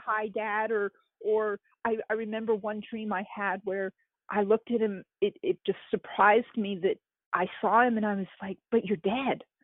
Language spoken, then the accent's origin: English; East Coast, United States; moved away as an adult; also born or lived in Arizona; now in Kentucky, United States; growing up on the East Coast